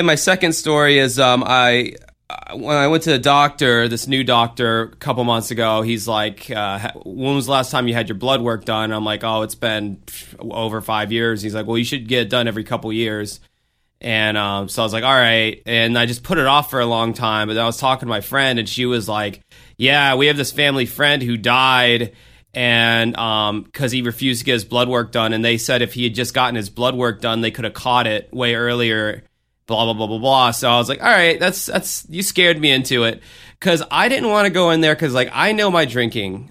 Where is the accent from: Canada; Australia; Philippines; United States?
United States; as an American in this fucking country